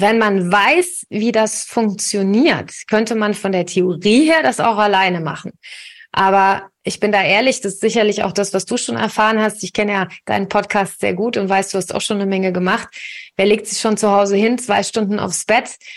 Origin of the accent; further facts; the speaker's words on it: Königstein im Taunus, Hesse, Germany; ich komme hier aus Königstein, aus dem Taunus